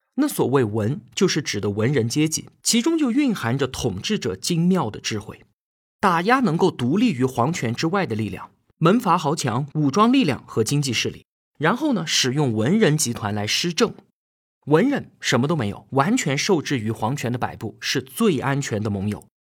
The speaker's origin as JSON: {"language": "Chinese", "country": "China", "said": "我们中国人"}